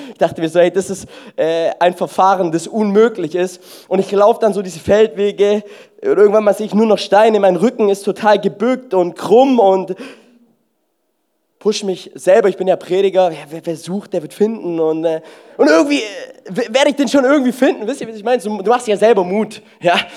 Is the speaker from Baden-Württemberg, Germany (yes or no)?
yes; Baden-Württemberg, Germany; Ich denke mir so, ich bin Schwabe und außerdem, wenn die 30 Euro, die müssen sich ja auch lohnen.